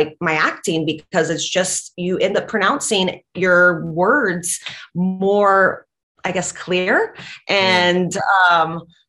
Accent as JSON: {"language": "English", "country": "Latvia", "tie": "born or raised there", "second_language": "English", "moved": "yes", "said": "I grew up in Latvia"}